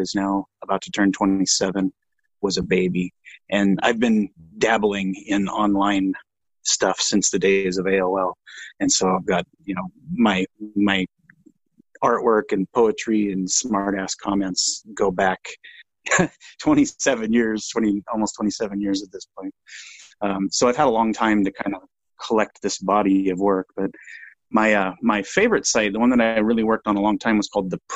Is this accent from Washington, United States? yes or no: yes; Washington, United States; I grew up in the Pacific Northwest in Washington State, kind of right on the border of Washington and Oregon in the United States